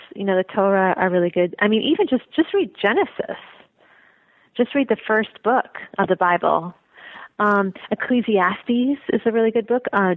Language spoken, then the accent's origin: English; Chicago, Illinois, United States; moved away as an adult; I was raised in Chicago.